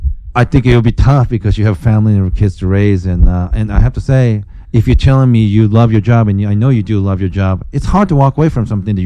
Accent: Japan; moved away; growing up in Japan

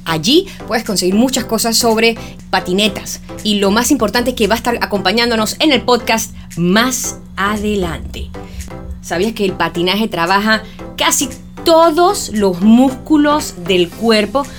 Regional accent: Panama; soy periodista panameña

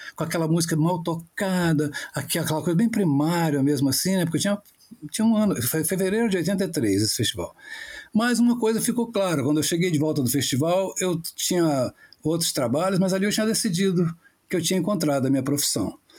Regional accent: Paraty, Rio de Janeiro, Brazil; also born or lived in São Paulo; eu sou nascido e criado aqui em Paraty

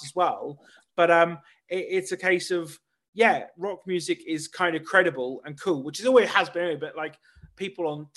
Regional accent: Norwich, East of England, United Kingdom; I'm from Norwich, and I'm massively proud

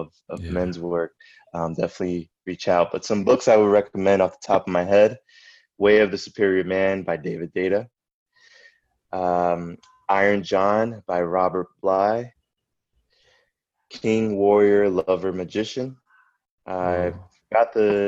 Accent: Puerto Rico; I was born in Atorrey

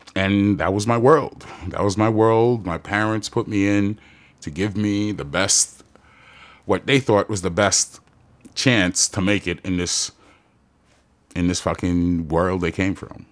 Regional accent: New York City, New York, United States; moved away as an adult; now in Long Beach, United States; I'm from Jamaica, Queens, New York. Came out here like nineteen years ago

